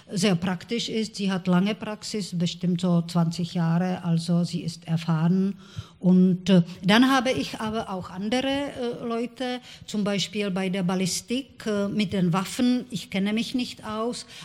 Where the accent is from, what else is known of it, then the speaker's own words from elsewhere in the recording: Prague, Czechia; also born or lived in Olomouc; Ich bin nicht in Prag geboren. Ich bin in Olmütz, äh